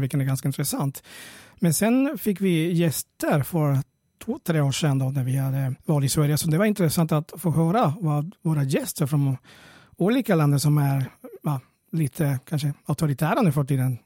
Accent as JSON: {"language": "Swedish", "country": "Venezuela", "moved": "yes", "lives_now": "Sweden", "said": "jag kommer från Venezuela från början"}